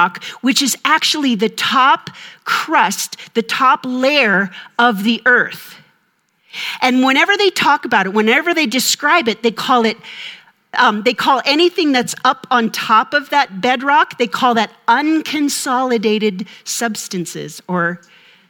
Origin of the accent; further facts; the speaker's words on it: Minnesota, United States; I'm from Minnesota